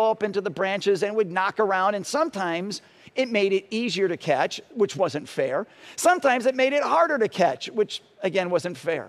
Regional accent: Parma, Ohio, United States; When I was growing up in Parma, I was in elementary school

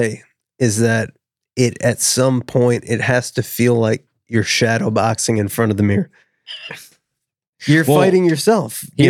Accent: Chicago, Illinois, United States; We're from the northern suburbs of Chicago.

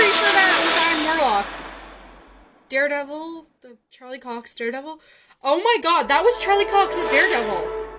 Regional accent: Canada; I can respect that decision as a Canadian.

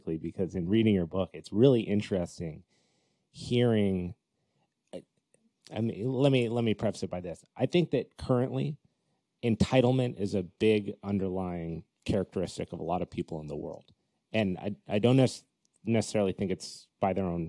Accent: Colorado, United States; now in California, United States; I grew up in Colorado.

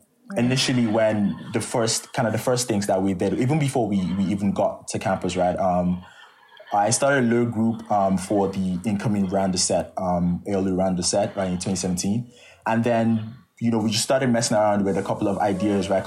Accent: Nigeria; moved away as an adult; it has a lot to do with my experience as a Nigerian and it has a lot to do with my background

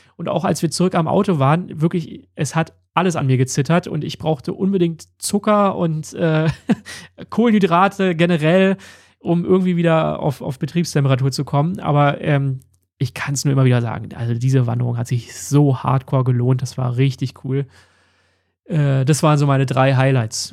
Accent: Berlin, Germany; Wir kommen ja beide aus Berlin

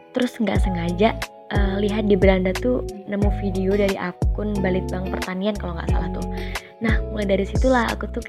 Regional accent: Tenggarong Seberang, East Kalimantan, Indonesia; asalku dari Tenggara Seberang, tepatnya di Separi 1.

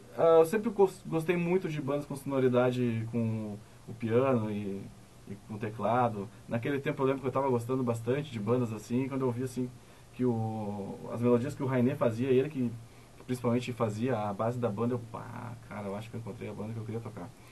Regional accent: Novo Hamburgo, Rio Grande do Sul, Brazil; Os quatro integrantes da banda, nós nascemos em Novo Hamburgo

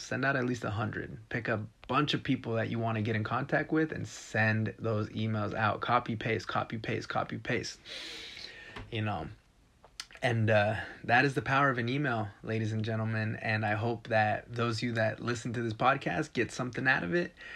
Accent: Texas, United States; moved away; I'm from Texas

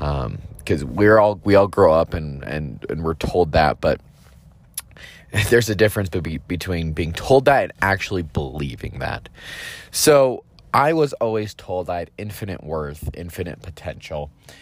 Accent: Texas, United States; born there; also born or lived in Utah / California / Idaho / Georgia; So my story is I was born in Texas, moved around quite a few times, moved to Utah, moved to California, moved to Idaho, moved to Georgia, moved back to Utah.

